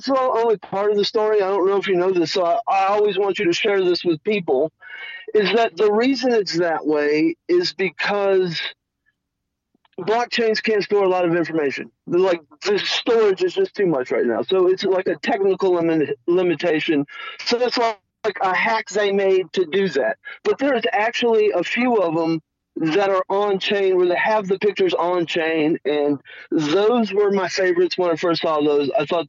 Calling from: New Mexico, United States; calling from New Mexico.

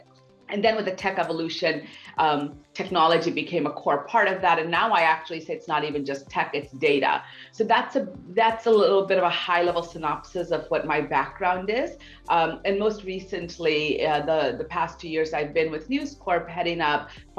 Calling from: New York City, New York, United States; From New York City, believe it or not.

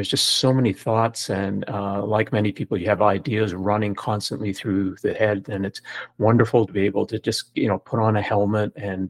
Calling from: Toronto, Ontario, Canada; Toronto, Canada.

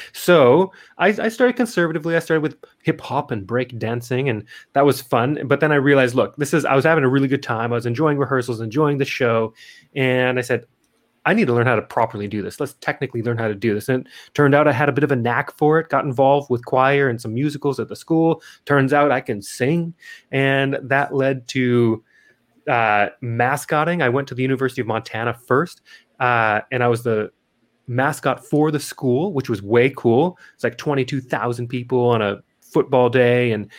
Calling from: Adelaide, South Australia, Australia; Yeah, well, currently I'm calling in from Adelaide, South Australia.

